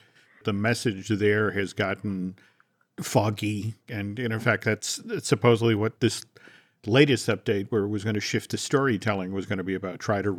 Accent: New England, United States; like I grew up in New England during the Big Dig, which was only supposed to take 2-3 years and took 17.

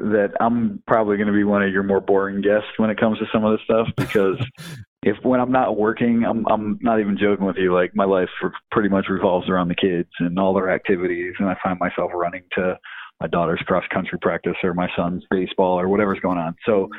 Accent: Detroit, Michigan, United States; growing up in Detroit

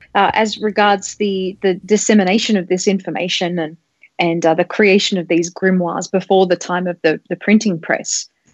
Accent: Australia; I grew up in australia

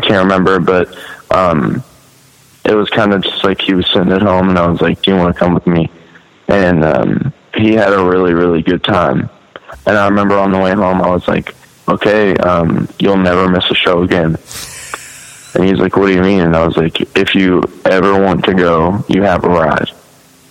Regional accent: Oldham County, Kentucky, United States; also born or lived in Louisville, Kentucky; I was born in Louisville. But I only was in Louisville until I was in like the first grade, and then we moved out to Oldham County.

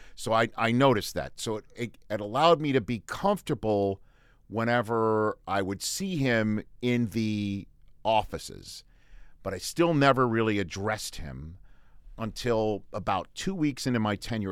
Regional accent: New York City, New York, United States; moved away as an adult; also born or lived in Redding, California; now in Los Angeles, United States; I worked for my hometown newspaper in Staten Island, Staten Island, Staten Island Advance, because we put the accent on the first syllable

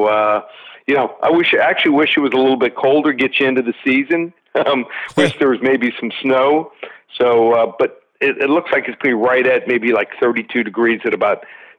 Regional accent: Miami, Florida, United States; Hey, I'm from Miami.

